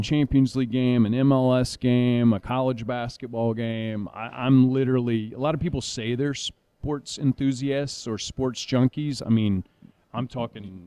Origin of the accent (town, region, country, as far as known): Raleigh, North Carolina, United States; born or raised there